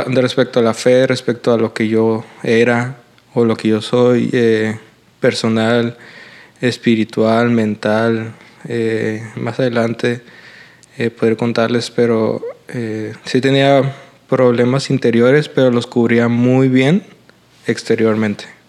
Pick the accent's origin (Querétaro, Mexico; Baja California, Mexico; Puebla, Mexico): Baja California, Mexico; Mexicali; nací aquí en Mexicali, Baja California